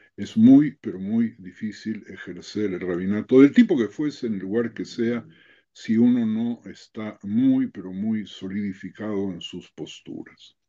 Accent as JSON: {"language": "Spanish", "region": "Buenos Aires", "country": "Argentina", "tie": "born or raised there", "also_born_or_lived": "Mexico / Madrid", "moved": "as an adult", "lives_now": "Israel", "said": "nací en Buenos Aires hace 80 años atrás, residí 17 años en México, residí 4 años en Madrid y hace 30 años que estoy en Israel"}